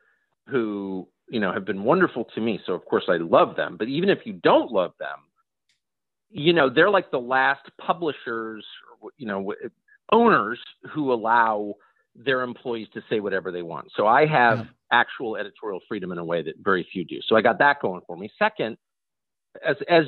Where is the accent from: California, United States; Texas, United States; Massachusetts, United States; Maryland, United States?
California, United States; La Jolla; moved away; also born or lived in Georgetown; I grew up in La Jolla, California, in an affluent family, and then moved to Georgetown